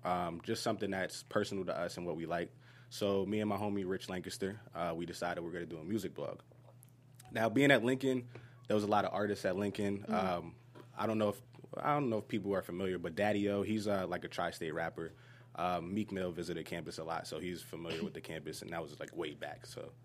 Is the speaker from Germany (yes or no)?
yes; Germany; born there; And I was born in Germany, so it's the Welsh spelling of ….